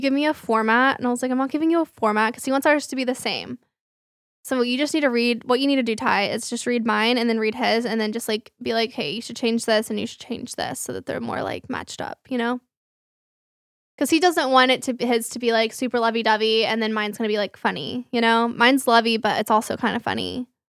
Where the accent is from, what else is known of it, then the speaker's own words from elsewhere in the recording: Flower Mound, Texas, United States; the gym that I grew up with in Flower Mound